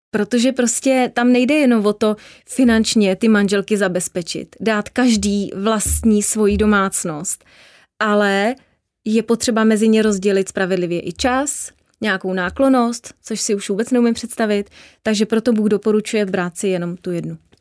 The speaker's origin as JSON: {"language": "Czech", "country": "Czechia", "said": "jsem prostě Evropanka, jsem Češka"}